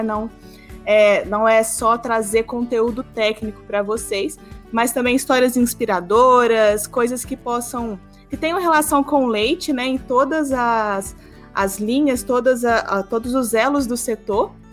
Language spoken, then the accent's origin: Portuguese; interior of Minas Gerais, Brazil; Eu que sou aqui do interior de Minas Gerais também